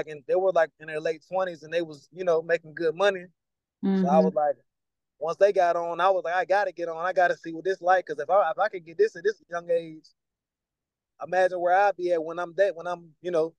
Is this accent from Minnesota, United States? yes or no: no; Virginia, United States; also born or lived in Georgia / Kentucky / North Carolina; I'm from Virginia, but I've been all over the place. My mom, she was in the military. I've lived with certain family members as a teenager, Georgia, Kentucky, North Carolina.